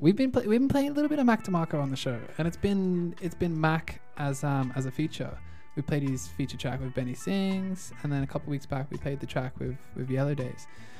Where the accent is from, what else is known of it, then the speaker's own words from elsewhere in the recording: Sydney, New South Wales, Australia; moved away; when I came over from Australia, I was like so cautious about breaking any laws or doing anything because Sydney is such a restrictive nanny state culture